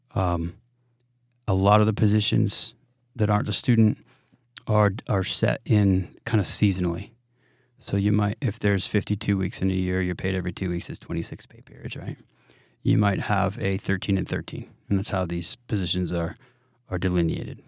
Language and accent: English; New England, United States; moved away; growing up in New England